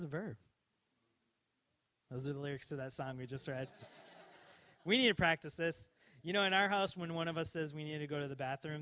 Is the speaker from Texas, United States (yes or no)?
no; Coon Rapids, Minnesota, United States; I grew up in Minnesota, Coon Rapids, Minnesota